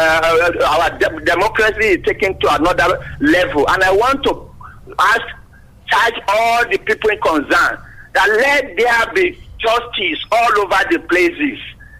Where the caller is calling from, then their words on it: Yaba, Lagos, Nigeria; Engineer … from Yaba.